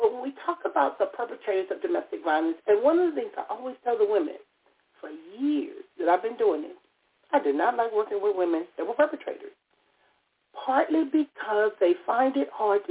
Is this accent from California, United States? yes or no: yes; Compton, California, United States; Growing up in Compton, California